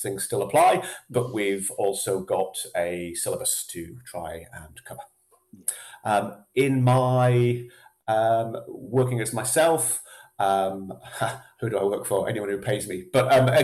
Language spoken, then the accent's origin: English; Yorkshire and the Humber, United Kingdom; now in Scotland, United Kingdom; I was actually dragged up in Yorkshire.